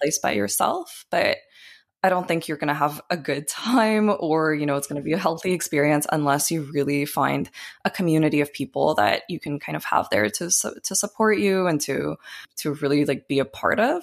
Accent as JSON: {"language": "English", "country": "Canada", "tie": "born or raised there", "also_born_or_lived": "Ukraine / Tel Aviv, Israel", "moved": "as an adult"}